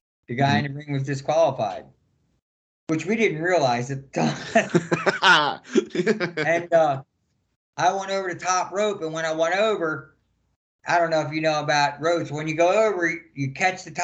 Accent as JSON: {"language": "English", "town": "Baltimore", "region": "Maryland", "country": "United States", "tie": "born or raised there", "said": "my hometown, Baltimore"}